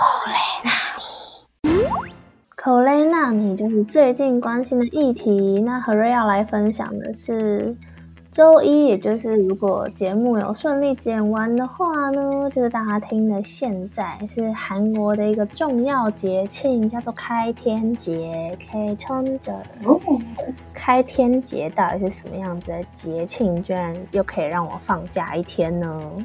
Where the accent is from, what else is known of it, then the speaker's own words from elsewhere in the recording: Taipei, Taiwan; moved away as an adult; now in Busan, South Korea; 我是台北人是一件很幸运的事情